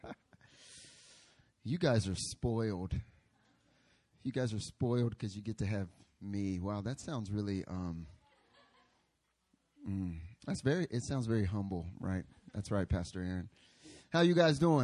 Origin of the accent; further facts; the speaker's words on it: North Carolina, United States; moved away as an adult; now in Seoul, South Korea; I'm from North Carolina.